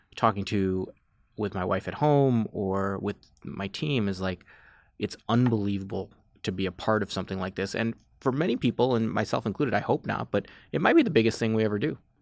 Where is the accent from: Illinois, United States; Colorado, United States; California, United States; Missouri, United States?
Illinois, United States; Chicago; also born or lived in Washington, D.C. / Los Angeles; I grew up in the suburbs of Chicago